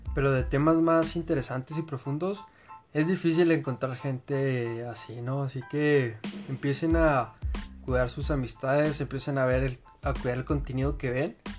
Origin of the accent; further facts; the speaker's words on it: Mexico; pero nacimos en México